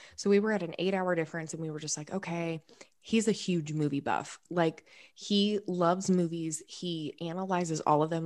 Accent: Jacksonville, Florida, United States; I am born and raised in Jacksonville, Florida, in an incredibly Southern family

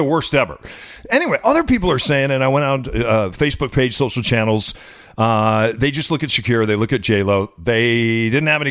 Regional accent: Illinois, United States; I'm from Illinois.

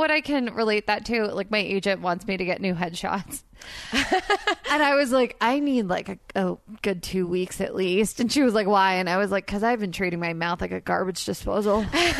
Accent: Princeton, New Jersey, United States; I grew up in Princeton though.

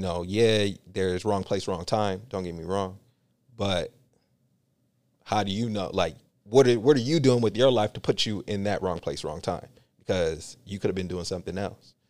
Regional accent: Union City, California, United States; also born or lived in San Francisco; my environment growing up in Union City

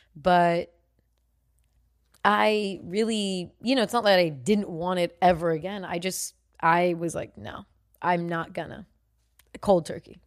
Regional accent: United States; I'm American

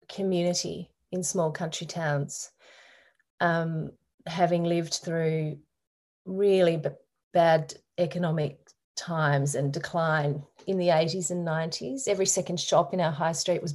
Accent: Derwent Valley, Tasmania, Australia; born or raised there; now in Hobart, Australia

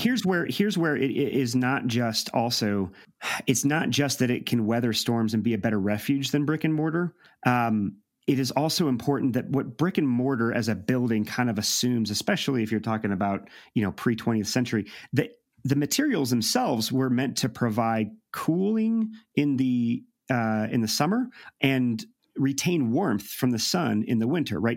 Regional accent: St. Louis, Missouri, United States; I'm from Saint Louis.

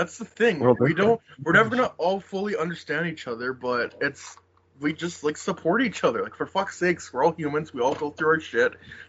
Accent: Philadelphia, Pennsylvania, United States; Yeah, I grew up in South Philly, and that's the way.

